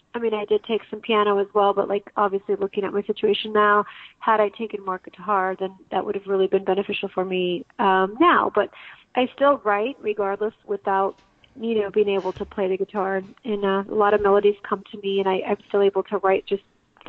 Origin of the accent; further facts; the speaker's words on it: Santa Fe, New Mexico, United States; I'm from New Mexico originally. I'm born and raised in Santa Fe, New Mexico, and I went out, came out to Arizona, and I've kind of never left.